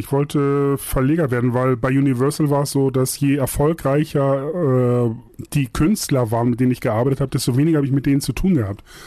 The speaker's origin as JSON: {"language": "German", "town": "Buxtehude", "region": "Lower Saxony", "country": "Germany", "tie": "born or raised there", "also_born_or_lived": "Hamburg", "moved": "as an adult", "lives_now": "Munich, Germany", "said": "Buxtehude komme ich her, ist auch meine Heimat"}